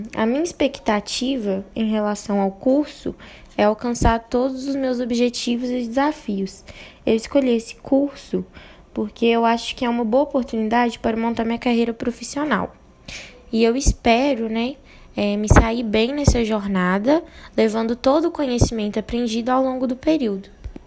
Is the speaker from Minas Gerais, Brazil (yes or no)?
yes; Barão de Cocais, Minas Gerais, Brazil; Nasci em Barão de Cocais, onde também moro atualmente